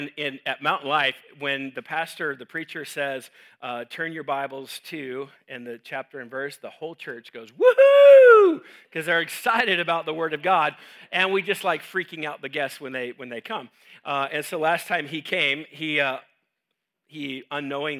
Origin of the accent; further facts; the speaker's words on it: Homedale, Idaho, United States; I'm from Homedale, so we say things like gooder.